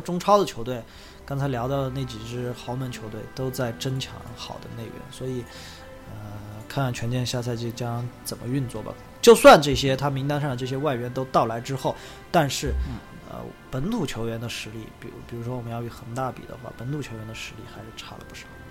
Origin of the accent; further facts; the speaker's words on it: Leshan, Sichuan, China; moved away; 我的老家乐山